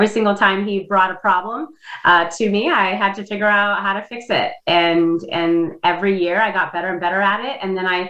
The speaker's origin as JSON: {"language": "English", "country": "Indonesia", "tie": "born or raised there", "second_language": "English", "moved": "yes", "lives_now": "United States", "said": "I came from Indonesia. I was born and raised there, and I didn't learn to speak English until I was at a later time in my life."}